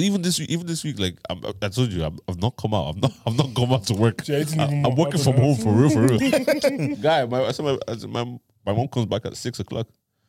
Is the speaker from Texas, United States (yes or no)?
yes; Tyler, Texas, United States; I was from Tyler, yeah. But you know where I live in Tyler now?